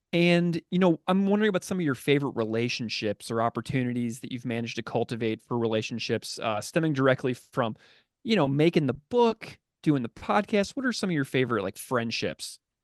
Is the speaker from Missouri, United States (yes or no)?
yes; St. Louis, Missouri, United States; I grew up in St. Louis, a city with a rich ska past